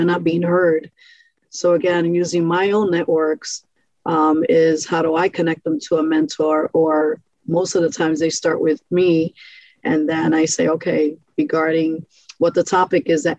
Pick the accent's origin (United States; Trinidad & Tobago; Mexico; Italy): United States; New York City, New York; also born or lived in Brightwood, Springfield, Massachusetts; now in Springfield, United States; this is how I grew up in New York City, in Brooklyn